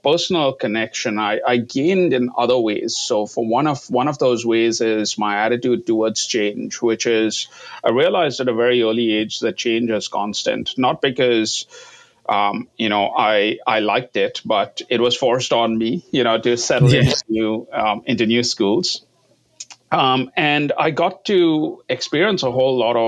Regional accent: India; moved away; I grew up in India, all over India. My father was a hotelier, we moved around.

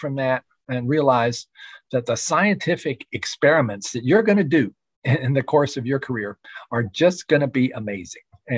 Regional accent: Shenandoah Valley, Virginia, United States; my hometown in the Shenandoah Valley

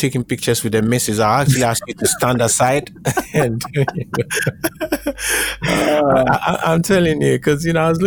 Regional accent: Ghana; I grew up in Ghana

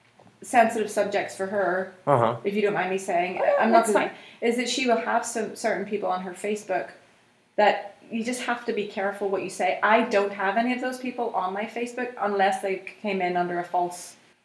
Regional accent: Belfast, Northern Ireland, United Kingdom; moved away; If you go to Belfast and you hear my, like, from-home accent, not my accent after 25 years

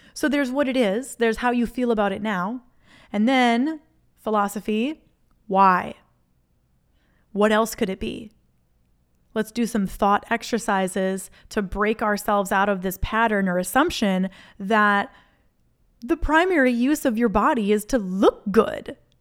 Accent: Minnesota, United States; moved away; I'm from Minnesota originally

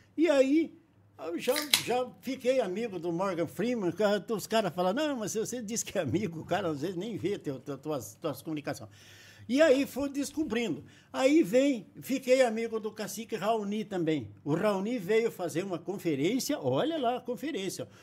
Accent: Castro, Paraná, Brazil; moved away; Eu nasci em Castro, aqui perto de Ponta Grossa

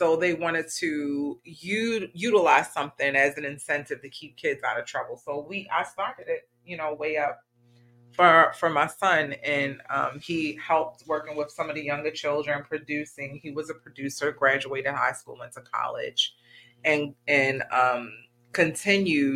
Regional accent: Baltimore, Maryland, United States; Baltimore, Maryland, which is my hometown

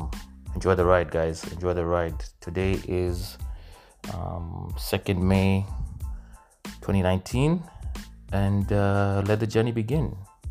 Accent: Nairobi, Kenya; also born or lived in Ohio; I'm Kenyan, born and raised in Nairobi, went to school in Ohio

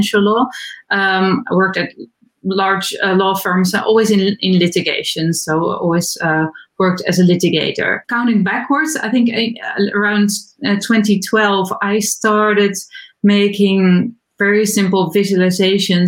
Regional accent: Netherlands; I'm from the Netherlands. I live in Amsterdam

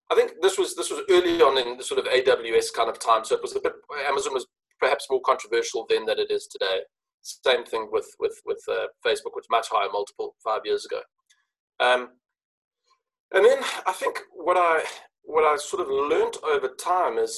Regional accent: Johannesburg, Gauteng, South Africa; now in Cape Town, South Africa; I live in Cape Town, but grew up in the city of Johannesburg

